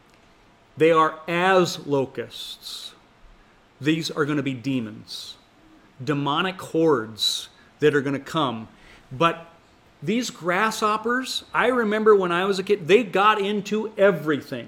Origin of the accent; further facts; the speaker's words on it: Montana, United States; When I was growing up in Montana